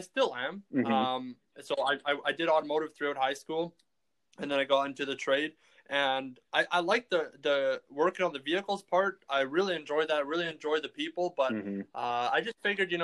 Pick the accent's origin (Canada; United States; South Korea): Canada; Manitoba; we're from Manitoba